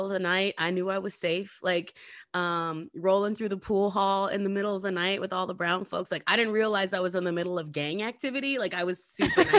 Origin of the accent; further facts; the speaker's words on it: Lapwai, Idaho, United States; I moved back to Lapway after my parents got divorced